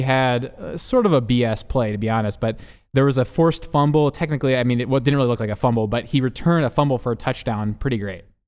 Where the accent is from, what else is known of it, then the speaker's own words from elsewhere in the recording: Philadelphia, Pennsylvania, United States; now in Los Angeles, United States; I'm from Philadelphia